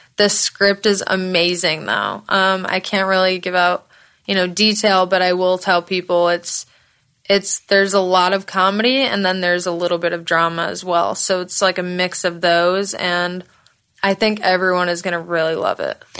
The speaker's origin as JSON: {"language": "English", "region": "Michigan", "country": "United States", "also_born_or_lived": "Florida", "moved": "as an adult", "lives_now": "Los Angeles, United States", "said": "I'm originally from Michigan, but I lived in Florida for a very long time. Okay, I haven't lived in Michigan since I was like 22"}